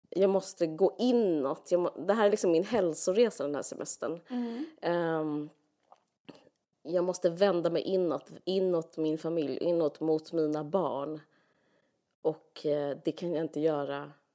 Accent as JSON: {"language": "Swedish", "country": "Sweden", "said": "som svensk"}